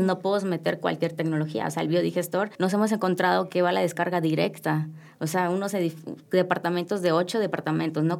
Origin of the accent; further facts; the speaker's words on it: Yucatán, Mexico; yo soy de Yucatán